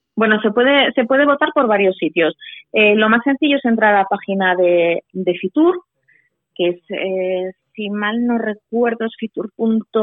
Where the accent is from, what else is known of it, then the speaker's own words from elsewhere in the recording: Leciñena, Aragon, Spain; Yo nací en Leciñena, Y claro, yo me he criado allí.